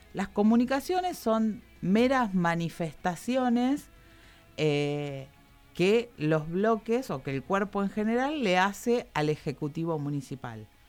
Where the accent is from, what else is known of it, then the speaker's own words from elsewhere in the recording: Campana, Buenos Aires Province, Argentina; Yo soy, yo soy de acá, soy de Campana